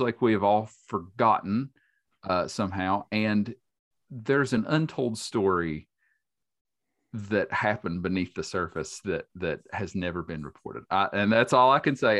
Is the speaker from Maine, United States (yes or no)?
no; Boone County, West Virginia, United States; I grew up in Boone County. I grew up in a rural